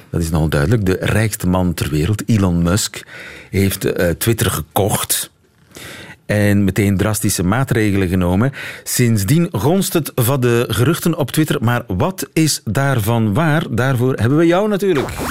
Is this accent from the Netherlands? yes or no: no; Belgium; als Belg